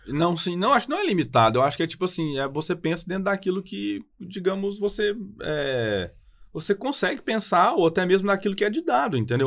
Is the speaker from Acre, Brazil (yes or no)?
no; Ituiutaba, Minas Gerais, Brazil; accent: mineiro; also born or lived in Brasília / Montreal; eu sou mineiro pelo sotaque, eu sou do Triângulo Mineiro